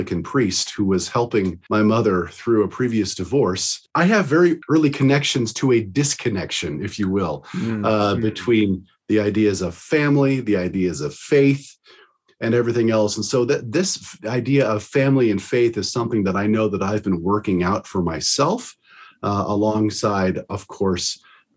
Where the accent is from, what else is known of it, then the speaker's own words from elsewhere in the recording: Arizona, United States; I'm from originally from the state of Arizona